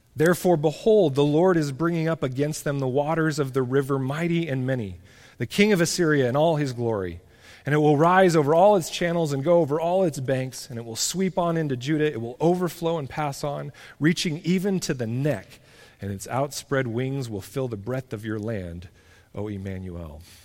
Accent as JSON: {"language": "English", "country": "United States", "said": "as American Christians"}